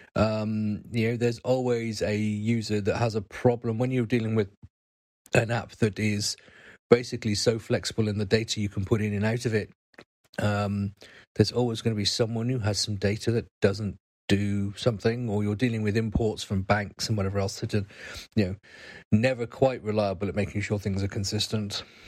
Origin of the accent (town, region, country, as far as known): United Kingdom